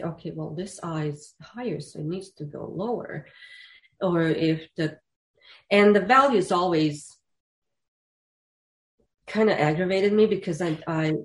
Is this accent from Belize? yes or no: no; Zenica, Federation of Bosnia and Herzegovina, Bosnia & Herzegovina; moved away; I grew up in Zenica, which is industrial town in kind of central Bosnia.